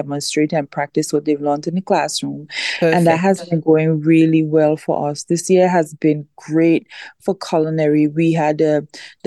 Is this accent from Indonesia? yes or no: no; British Virgin Islands; born or raised there